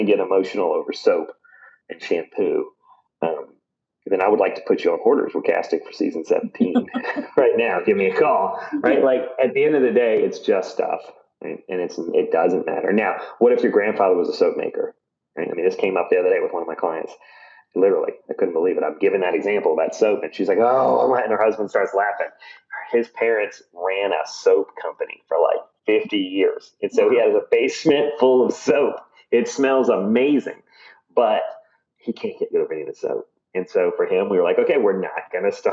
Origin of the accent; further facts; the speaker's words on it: Virginia, United States; I grew up in Virginia, but my grandparents had a farm in Colorado